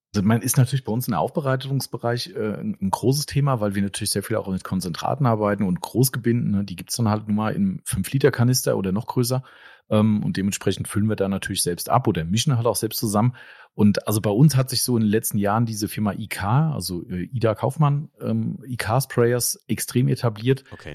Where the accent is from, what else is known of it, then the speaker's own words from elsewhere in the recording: Germany; bei uns in Deutschland